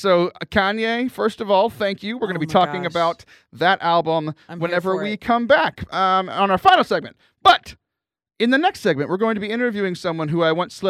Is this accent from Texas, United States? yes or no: yes; Lake Jackson, Texas, United States; my hometown in Lake Jackson